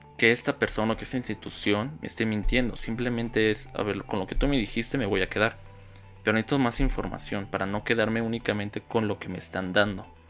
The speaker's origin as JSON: {"language": "Spanish", "country": "Mexico", "said": "aquí en mi país"}